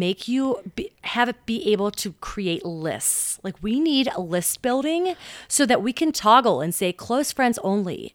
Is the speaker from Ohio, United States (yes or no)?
yes; Cincinnati, Ohio, United States; I grew up in Mount Adams